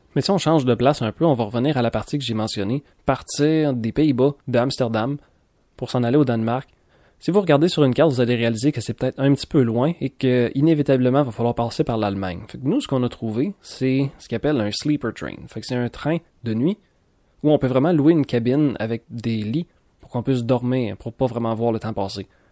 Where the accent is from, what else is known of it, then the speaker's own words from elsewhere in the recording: Quebec, Canada; si on vient du Québec